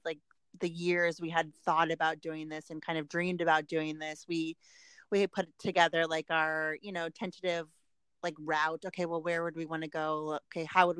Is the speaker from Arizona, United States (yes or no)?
no; Park City, Utah, United States; moved away; Park City, Utah, where I am from